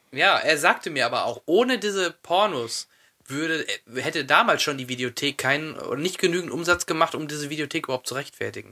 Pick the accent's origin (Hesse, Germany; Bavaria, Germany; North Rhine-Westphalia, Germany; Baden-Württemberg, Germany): North Rhine-Westphalia, Germany; Soest; bei uns da in Soest